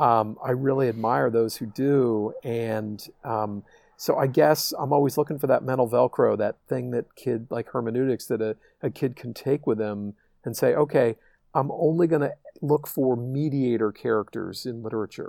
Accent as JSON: {"language": "English", "town": "Darien", "region": "Connecticut", "country": "United States", "tie": "born or raised there", "said": "growing up in Darien, Connecticut"}